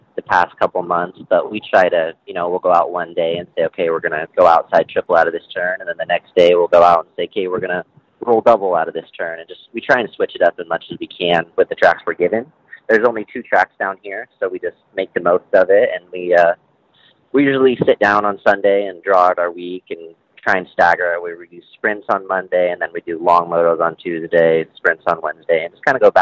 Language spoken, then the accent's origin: English; Eagle Mountain, Utah, United States; I'm from Eagle Mountain, Utah